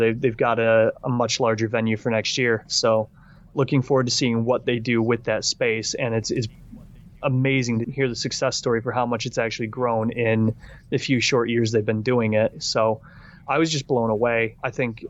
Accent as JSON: {"language": "English", "region": "Michigan", "country": "United States", "moved": "yes", "lives_now": "United Kingdom"}